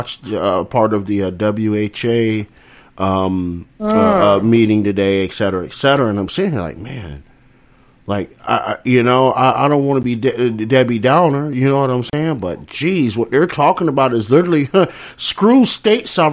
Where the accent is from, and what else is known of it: United States